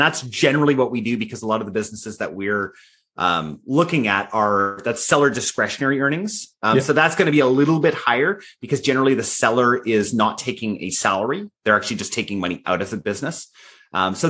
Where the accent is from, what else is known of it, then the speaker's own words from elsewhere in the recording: Canada; I'm Canadian